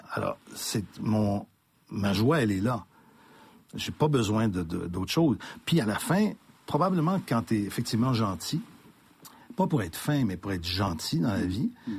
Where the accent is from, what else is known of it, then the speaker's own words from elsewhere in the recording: Montreal, Quebec, Canada; j'ai grandi à Saint-Michel ville Saint-Michel de Mon père était épicier